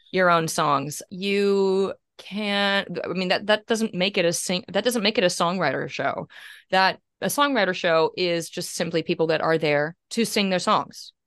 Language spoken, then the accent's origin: English; Kansas, United States; now in Australia; I'm from Kansas